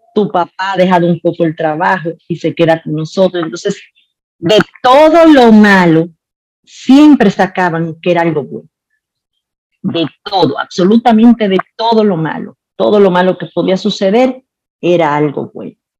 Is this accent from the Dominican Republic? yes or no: yes; Santiago de los Caballeros, Santiago, Dominican Republic; yo nací en Santiago, soy de Santiago, amo la República Dominicana